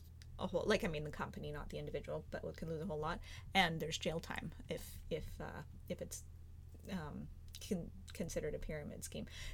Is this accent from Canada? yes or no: yes; Canada; we're Canadian